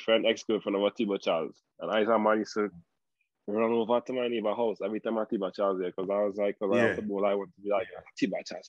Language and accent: English; Morvant, Trinidad & Tobago; growing up in Mova, all you've seen is Mova